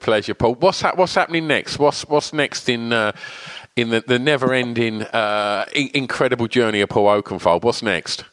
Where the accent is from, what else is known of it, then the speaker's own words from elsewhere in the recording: Essex, East of England, United Kingdom; i grew up in Essex and I'm 49.